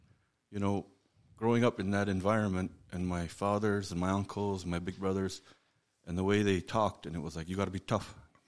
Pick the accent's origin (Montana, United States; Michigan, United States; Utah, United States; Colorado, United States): Montana, United States; Garryowen; I grew up in Gary Owen, just a little bit south of here. So I grew up with, you know, my family, got a pretty big family over there.